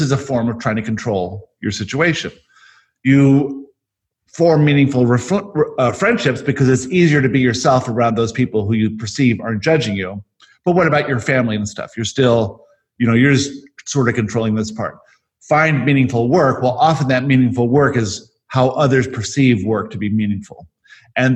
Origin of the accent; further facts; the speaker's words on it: Johannesburg, Gauteng, South Africa; I was born in Johannesburg, South Africa